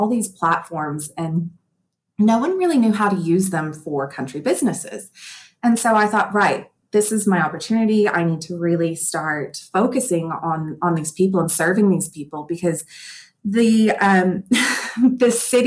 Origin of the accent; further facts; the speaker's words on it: Texas, United States; moved away as an adult; now in Australia; I am originally a Texan